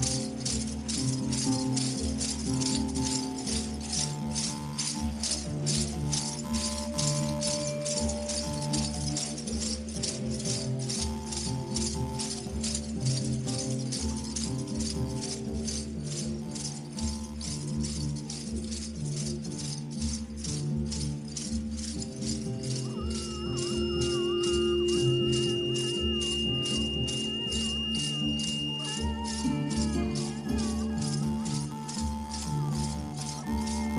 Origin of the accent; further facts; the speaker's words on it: Venezuela; English is a second language; moved away as an adult; now in Barcelona, Spain; I just moved from Venezuela to Barcelona